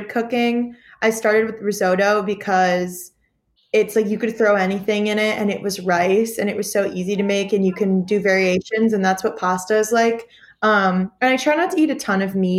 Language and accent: English; the North, United States; now in Tuscaloosa, United States; I'm from the North